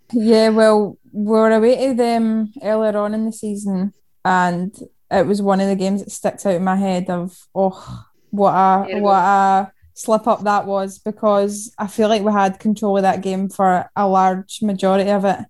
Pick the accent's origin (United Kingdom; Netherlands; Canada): United Kingdom; Denny, Scotland; Originally, I'm from Denny, which is just between Falkirk and Stirling, just a wee town in there.